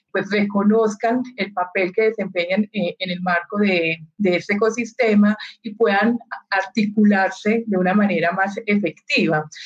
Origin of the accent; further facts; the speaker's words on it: Colombia; como colombianos